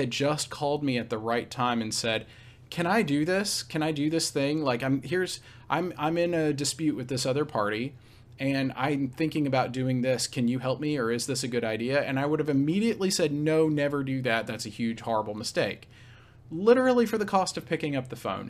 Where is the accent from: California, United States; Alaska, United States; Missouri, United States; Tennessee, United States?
Tennessee, United States; Nashville; also born or lived in Raleigh, North Carolina; I'm from, uh, near Nashville, Tennessee, so kind of, uh, the heartland of, of the, uh, southeastern United States.